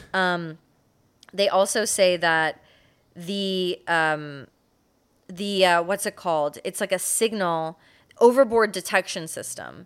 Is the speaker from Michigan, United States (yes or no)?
no; Florida, United States; growing up in Florida